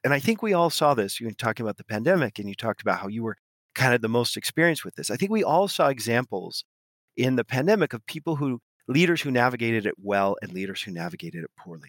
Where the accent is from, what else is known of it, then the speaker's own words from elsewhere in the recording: West Coast of the US, United States; moved away as an adult; now in Paris, France; I grew up on the west coast of the U S, but I live in, uh, Paris